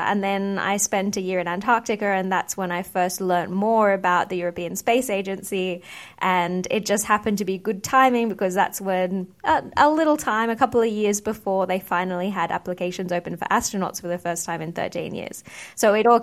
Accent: Australia; moved away as an adult; also born or lived in United Kingdom; I grew up in Australia

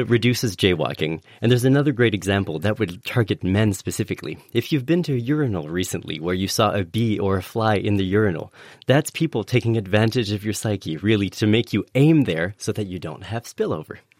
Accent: Canada; moved away; in Canada, uh, my home country

